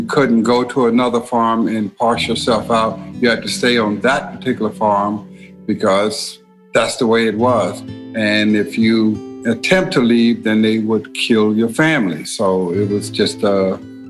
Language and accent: English; Silver City, Mississippi, United States; I was born in 1949 in Silver City, Mississippi